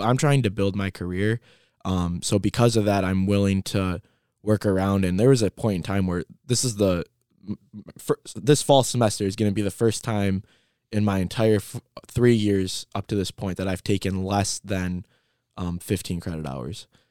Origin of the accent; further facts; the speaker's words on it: Trenton, Michigan, United States; also born or lived in Lincoln Park, Michigan; I started growing up in Lincoln Park, Michigan, and then I ended up moving to Trenton, and I, I went to Trenton Public Schools